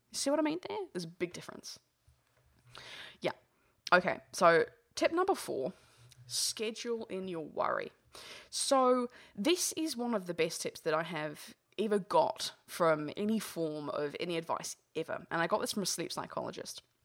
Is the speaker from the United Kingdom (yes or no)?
yes; England, United Kingdom; moved away; originally I'm English